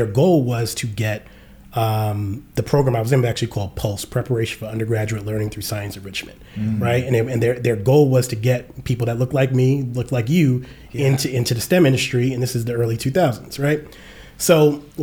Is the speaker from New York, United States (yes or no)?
yes; New York City, New York, United States; now in Atlanta, United States; we from Jamaica Queens.